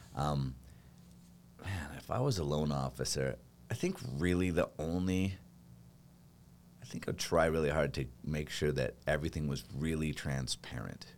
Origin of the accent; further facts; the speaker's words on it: Boise, Idaho, United States; moved away; I grew up on a farm in a little town, uh, or else in Boise, which honestly, Boise is a little town